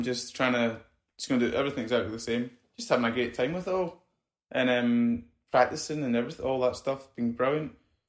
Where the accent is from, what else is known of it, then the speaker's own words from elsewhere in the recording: Scotland, United Kingdom; You know, I'm Scottish.